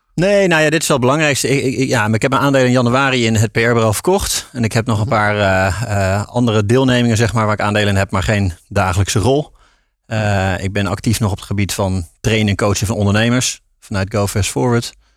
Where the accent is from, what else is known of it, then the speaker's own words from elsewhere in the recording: Tiel, Gelderland, Netherlands; moved away as an adult; also born or lived in Rotterdam; geboren in Tiel, daar kan ik ook niks aan doen. Eh, in de Betuwe dus, daar opgegroeid.